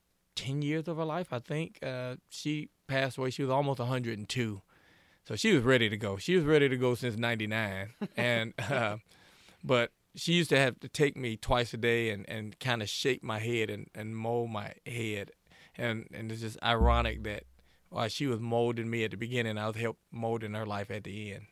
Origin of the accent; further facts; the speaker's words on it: Shreveport, Louisiana, United States; also born or lived in Chicago, Illinois / Lafayette, Louisiana; now in Monroe, United States; I was born in Chicago, Illinois. Grew up in Shreveport, lived in Lafayette most of my life. I'm now in the great state of Monroe, Louisiana, great city of Monroe.